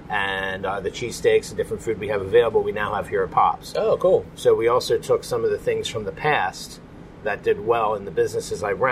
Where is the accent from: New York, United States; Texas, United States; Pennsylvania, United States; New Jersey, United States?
Pennsylvania, United States; Phoenixville; I grew up in Phoenixville. Okay. I have uh, been a lifelong resident, been there all my life, and uh, it is a great little community.